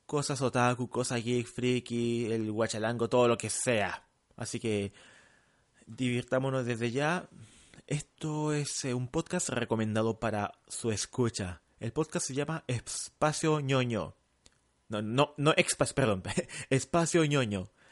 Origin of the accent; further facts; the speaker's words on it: Santiago, Santiago Metropolitan Region, Chile; also born or lived in La Cisterna / San Miguel / Providencia; now in Santiago, Chile; yo nací en Pedro Aguirre Cerda. Actualmente vivo en Provi, el laboratorio está en Provi, viví en la cisterna en San Miguel